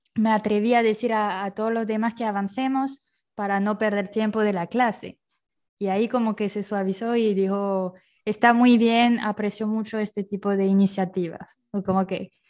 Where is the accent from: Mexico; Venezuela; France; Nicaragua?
France; Bayonne, Nouvelle-Aquitaine; moved away as an adult; also born or lived in Paris, France / Finland; now in Ecuador; yo nací en Francia, en Bayonne, que es una ciudad en el suroeste de Francia.